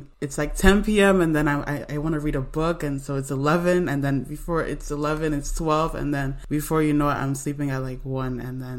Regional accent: Nigeria; I love Nigeria. I'm from Nigeria

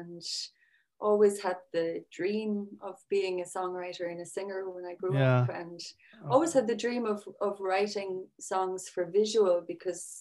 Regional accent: Sixmilebridge, Munster, Ireland; I'm from 6 Mile Bridge, which is used to be a small village

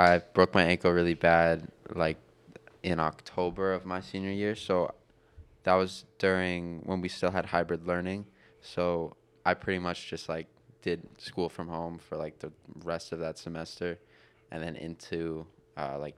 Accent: Vermont, United States; moved away as an adult; now in Evans, United States; I grew up in Vermont, born and raised.

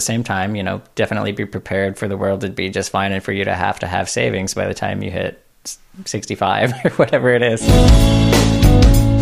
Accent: United States; especially being American humans

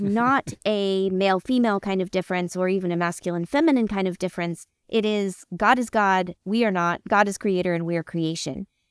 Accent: United States; I'm an American Christian

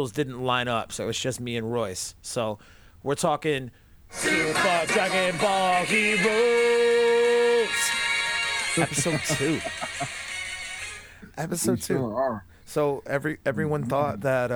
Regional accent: New England, United States; I'm from New England, and people in New England have a tendency to drop their R's anyway.

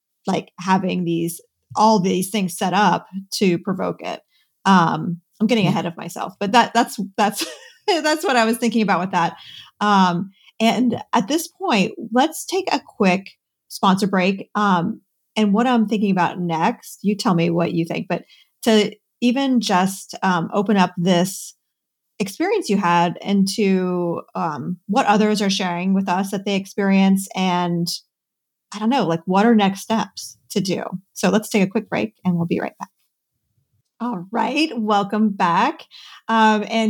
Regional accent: Cincinnati, Ohio, United States; I grew up near Cincinnati, Ohio, where there was Kings Island

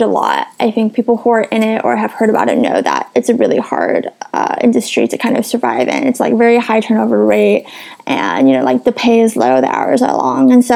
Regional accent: Los Angeles, California, United States; also born or lived in San Diego; I'm originally from Los Angeles. I was born and raised there

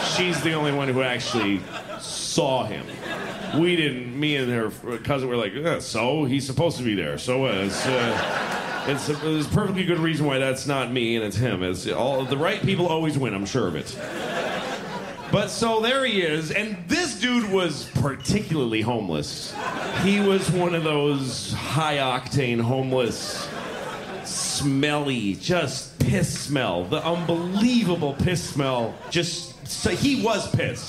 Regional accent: New York, United States; me and my friend, we're from New York

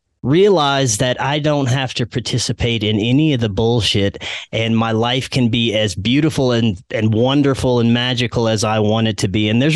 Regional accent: Louisiana, United States; moved away; my home state of Louisiana

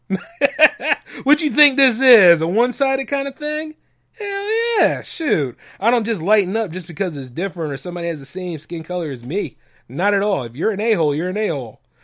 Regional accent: United States; I'm an American, man. Always an American first

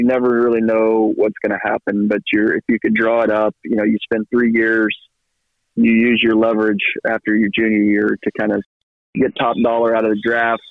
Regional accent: Atlanta, Texas, United States; the area where I grew up in Northeast Texas

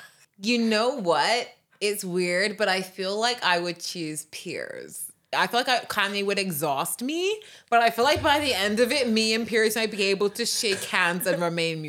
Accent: United Kingdom; I'm British, so I was thinking of this in the UK.

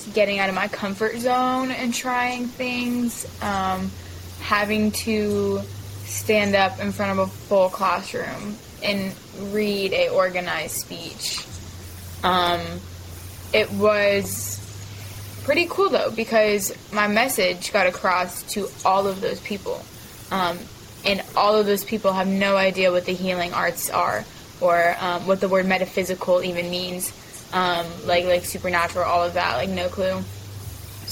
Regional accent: Mesa, Arizona, United States; now in the Carolinas, United States; I was born and raised in Arizona, in a city called Mesa, south of Phoenix. And I moved out to the Carolinas 2015 with my family

